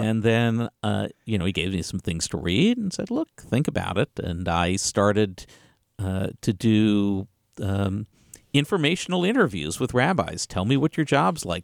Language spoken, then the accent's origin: English; Galveston, Texas, United States; also born or lived in Springfield; that's where I grew up, uh, in a, uh, lovely, uh, community on the Texas Gulf Coast